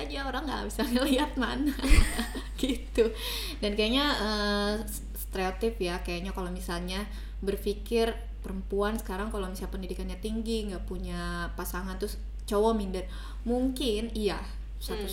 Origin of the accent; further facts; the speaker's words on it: Indonesia; aku orang Sunda jadi sering bilang teh